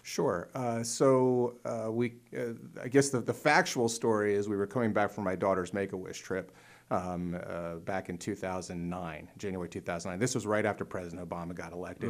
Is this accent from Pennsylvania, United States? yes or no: yes; Montoursville, Pennsylvania, United States; I grew up in north central Pennsylvania, Lycoming County, a little town called Montoursville, Pennsylvania.